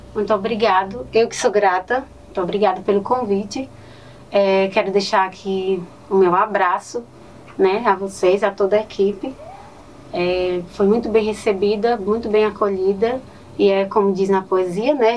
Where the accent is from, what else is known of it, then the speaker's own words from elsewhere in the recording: Northeast Region, Brazil; accent: nordestino; moved away; Amo meu sotaque nordestino